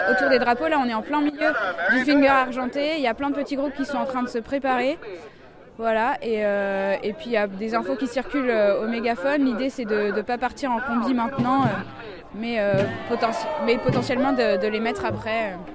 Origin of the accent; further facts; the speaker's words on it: France; je viens de France